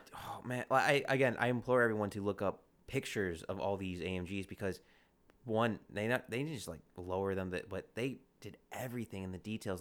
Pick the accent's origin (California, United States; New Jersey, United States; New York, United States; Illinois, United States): Illinois, United States; Chicago; I'm from Chicago